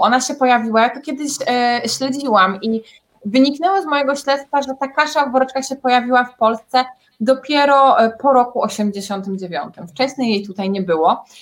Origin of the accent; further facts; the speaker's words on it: Wrocław, Lower Silesian Voivodeship, Poland; ja pochodzę z Wrocławia